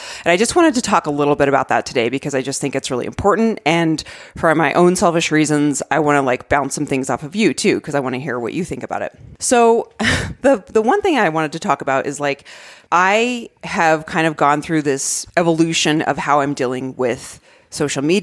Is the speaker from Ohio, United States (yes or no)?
no; Arizona, United States; I grew up in Arizona